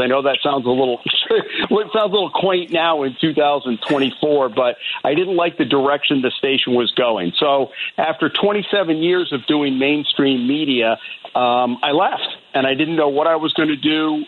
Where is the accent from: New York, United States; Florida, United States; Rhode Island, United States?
Rhode Island, United States; born or raised there; also born or lived in La Grange, Illinois / Downers Grove, Illinois